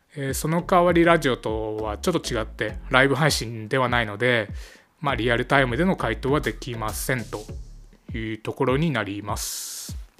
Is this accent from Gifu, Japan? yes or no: no; Aichi, Japan; 愛知県出身なんですけども